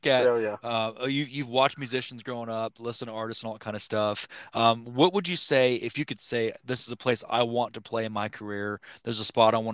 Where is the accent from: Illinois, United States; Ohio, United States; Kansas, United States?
Kansas, United States; I'm from Kansas